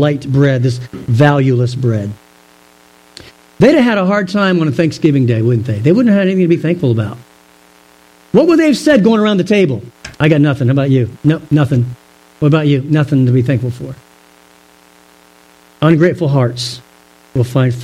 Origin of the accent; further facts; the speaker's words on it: Virginia, United States; Growing up in Virginia, we'd go to camp